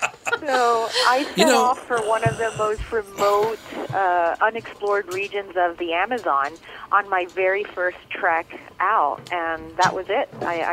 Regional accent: Miami, Florida, United States; I'm actually back where it all started. I grew up in Little Havana in Miami, and now I'm very much back home and in my element.

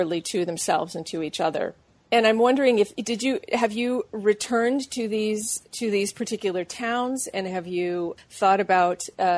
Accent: New England, United States; moved away as an adult; also born or lived in New Mexico; we're both from New England and we both went to New Mexico

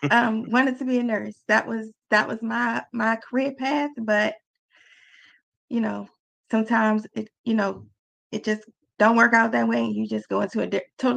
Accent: Baltimore, Maryland, United States; Well, I am from Baltimore, born and raised.

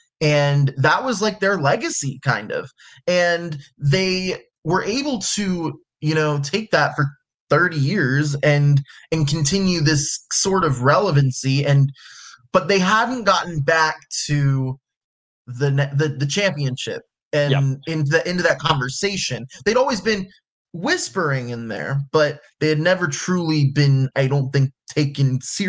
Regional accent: Texas, United States; I'm from Texas, so I go to all the Texas schools

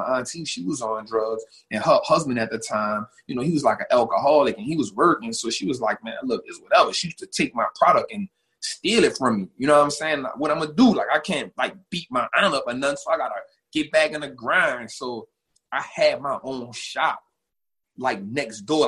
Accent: New Orleans, Louisiana, United States; I'm from New Orleans. Born and raised

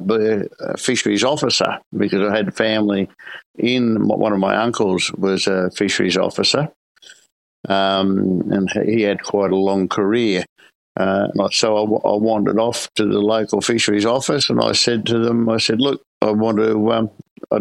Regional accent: Sydney, New South Wales, Australia; now in Coffs Harbour, Australia; Born and bred in Sydney, lived on the Port Hacking River

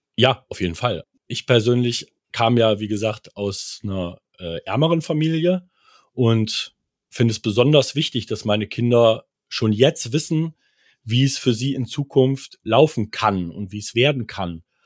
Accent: near Kassel, Hesse, Germany; Ich komme aus der Nähe von Kassel

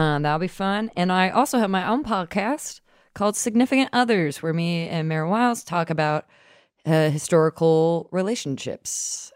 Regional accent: Atlanta, Georgia, United States; now in New York, United States; I grew up in Atlanta

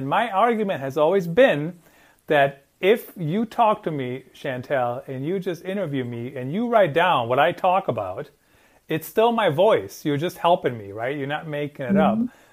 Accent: Germany; English is a second language; moved away; also born or lived in Iowa; I grew up in Germany and I know my English is perfect now

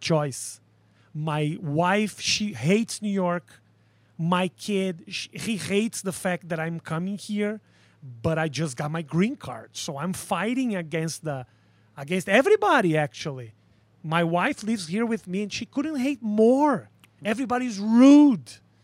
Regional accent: Porto Alegre, Rio Grande do Sul, Brazil; accent: Brazilian; English is a second language; moved away as an adult; now in United States; I was born in Porto Alegre, a little city in the south of a country that is in the south of South America.

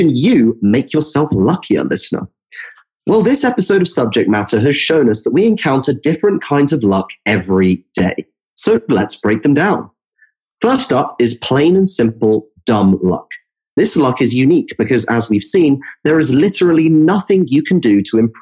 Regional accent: Epsom, South East England, United Kingdom; the national horse race that happens every year in my hometown, the Epsom Derby.

